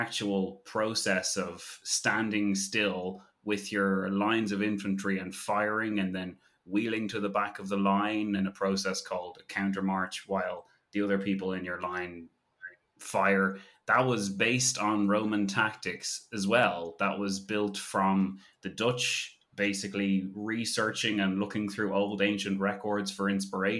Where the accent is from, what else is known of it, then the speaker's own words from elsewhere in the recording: Ireland; as an Irish person